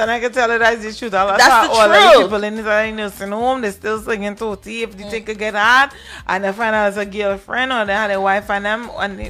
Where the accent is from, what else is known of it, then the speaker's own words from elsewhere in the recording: Princes Town, Trinidad & Tobago; moved away; Because in Trinidad, I could tell you, I can't talk about anywhere else because I'm from Trinidad, right? But in Trinidad, a lot of women used to leave man because I'm from Prince's Town.